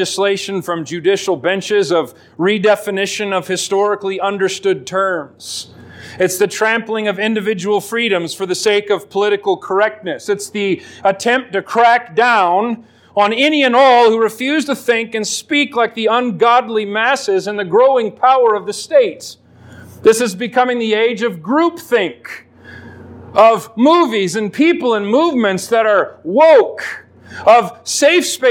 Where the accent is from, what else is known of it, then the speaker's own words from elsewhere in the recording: Alaska, United States; Growing up in Alaska